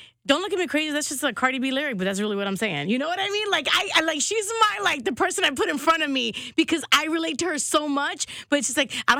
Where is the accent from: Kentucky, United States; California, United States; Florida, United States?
California, United States; Compton; I was born in Compton.